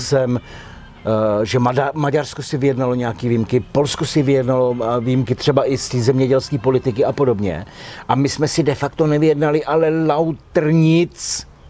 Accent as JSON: {"language": "Czech", "country": "Czechia", "said": "my, jako Češi, jsme měli zákaz jít se nechat zaměstnat do Rakouska"}